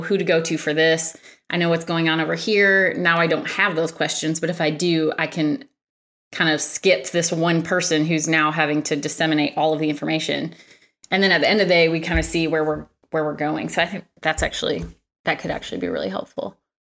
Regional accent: Michigan, United States; moved away; I'm from Michigan and, uh, one of my colleagues works in Michigan, so I was home last week

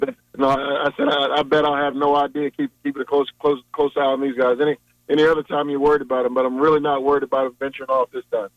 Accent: Richmond, Virginia, United States; also born or lived in Hampton, Virginia; I was born and raised in Richmond.

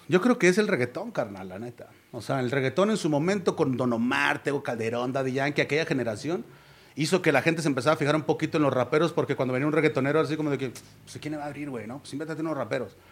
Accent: Ciudad Constitución, Baja California Sur, Mexico; moved away; somos de Ciudad Constitución, él también es de allá, güey. Él, yo me vine en el 99 para acá

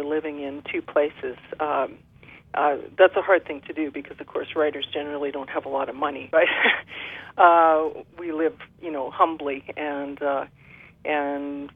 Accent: Shuswap Thompson, British Columbia, Canada; the Shuswap Thompson, which is my home country, and I live here now

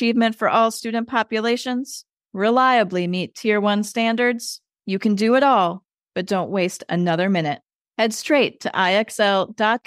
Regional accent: Madison, Wisconsin, United States; I grew up in Wisconsin near Madison.

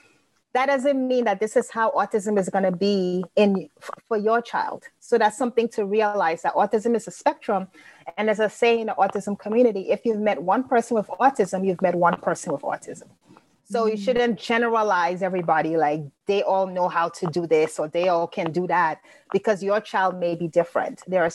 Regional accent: London, United Kingdom; also born or lived in Grenada; now in United States; I wasn't born in the U.S. And so I was born in London, but my family is from Liberia, West Africa. And I also went to high school in Grenada.

